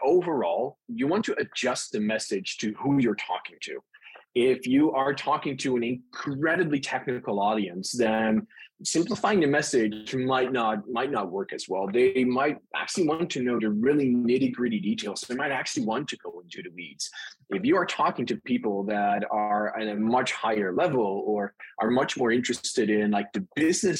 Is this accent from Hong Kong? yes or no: no; Netherlands; accent: Dutch; moved away as an adult; now in California, United States; So my accent is Dutch. I was born and raised in the Netherlands and moved to the US to the great state of California in, I think it was 2015.